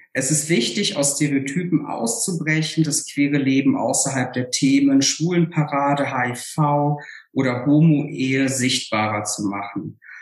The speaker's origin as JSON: {"language": "German", "region": "Saarland", "country": "Germany", "said": "von meiner eigenen Biografie ähm, aus dem Saarland"}